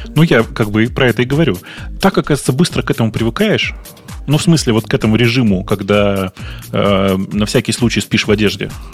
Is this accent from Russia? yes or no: yes; Russia; now in Kyiv, Ukraine; Я россиянин, я нахожусь в Киеве